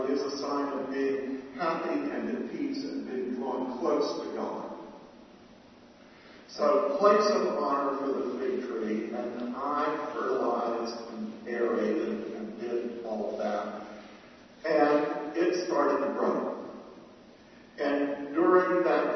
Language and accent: English; Atlanta, Georgia, United States; moved away; having grown up in the South